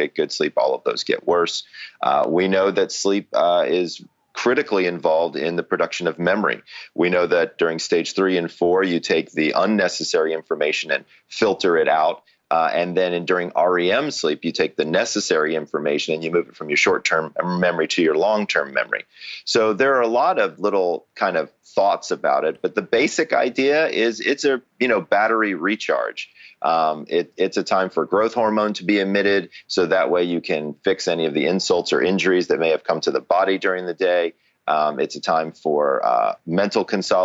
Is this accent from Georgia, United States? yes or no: yes; Atlanta, Georgia, United States; I'm originally from Atlanta